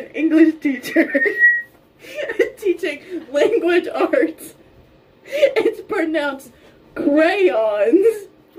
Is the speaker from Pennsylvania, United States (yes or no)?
yes; Pittsburgh, Pennsylvania, United States; I'm from Pittsburgh